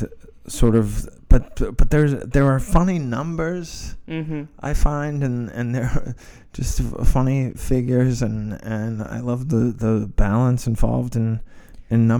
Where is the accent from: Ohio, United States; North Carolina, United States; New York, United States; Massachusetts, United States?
Massachusetts, United States; I grew up in New England, in Massachusetts, during the 70s mm-hmm. and 80s